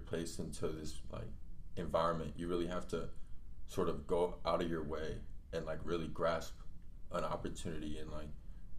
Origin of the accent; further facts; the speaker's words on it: Colombia; now in United States; Like my family, when we came from Colombia, we hadn't heard of tortillas till we got to the United States.